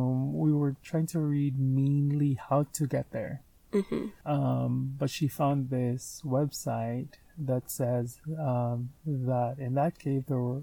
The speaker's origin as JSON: {"language": "English", "region": "California", "country": "United States", "said": "I'm a Californian"}